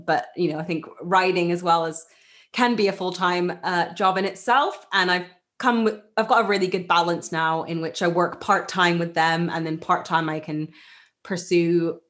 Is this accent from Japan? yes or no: yes; Japan; Muji is a brand that I grew up with in Japan.